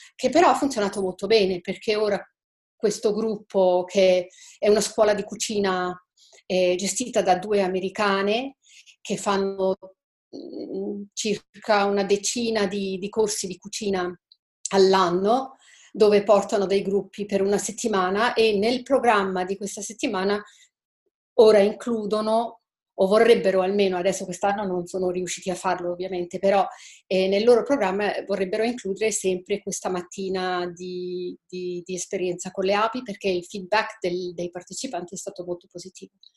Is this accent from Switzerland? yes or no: yes; Switzerland; io sono svizzera, abito in Svizzera